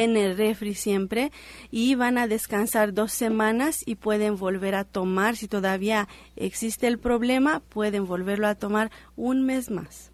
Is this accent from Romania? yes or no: yes; Romania; now in Mexico; mi país de nacimiento que es Rumania